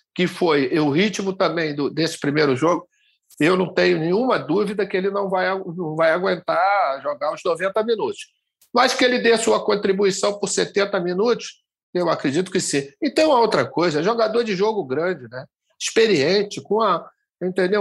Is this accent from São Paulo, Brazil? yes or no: no; João Pessoa, Paraíba, Brazil; moved away; eu estou fazendo com vocês aqui diretamente da minha terra, de João Pessoa